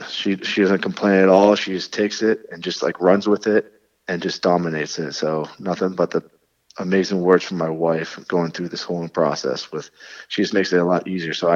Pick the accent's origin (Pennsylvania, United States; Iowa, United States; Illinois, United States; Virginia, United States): Pennsylvania, United States; State College; moved away as an adult; now in New York, United States; I'm from State College, Pennsylvania